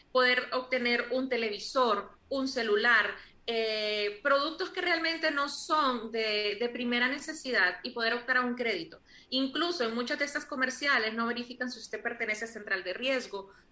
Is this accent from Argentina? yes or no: no; Honduras; yo como hondureña me siento tremendamente Em, orgullosa de un país que produce uno de los mejores cacaos del mundo.